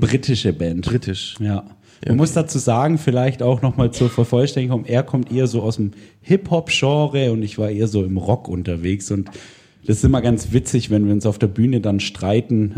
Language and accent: German; Swabia, Germany; moved away; ich komme ursprünglich aus der Gegend, wo der Kollege herkommt. Wir sind Schwaben, genau, wir sind Schwaben